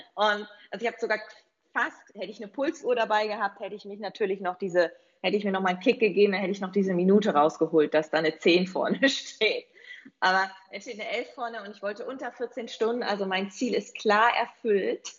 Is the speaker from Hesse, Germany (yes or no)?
no; East Frisia, Lower Saxony, Germany; Ich komme ja von der holländischen Grenze aus Ostfriesland ursprünglich